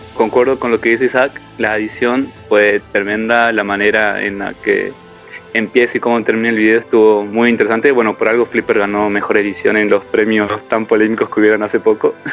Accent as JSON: {"language": "Spanish", "country": "Argentina", "said": "somos tan pocos los argentinos que estamos"}